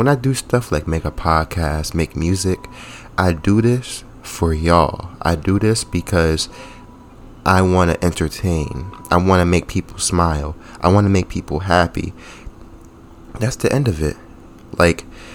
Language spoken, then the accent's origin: English; New Jersey, United States; now in Rhode Island, United States; I'm from New Jersey